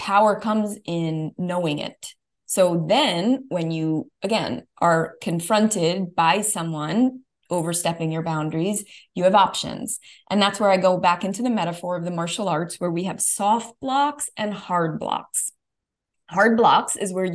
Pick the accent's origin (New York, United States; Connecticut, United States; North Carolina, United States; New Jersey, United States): New York, United States; being a New Yorker